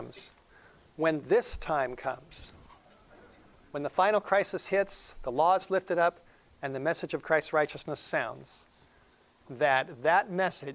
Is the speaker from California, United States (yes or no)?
yes; Los Angeles, California, United States; I grew up in North Hollywood.